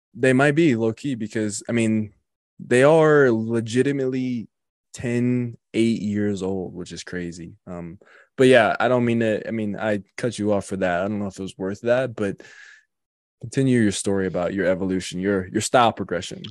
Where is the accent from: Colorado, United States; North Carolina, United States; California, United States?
Colorado, United States; also born or lived in Wisconsin; I'm, I'm from and born and raised in Colorado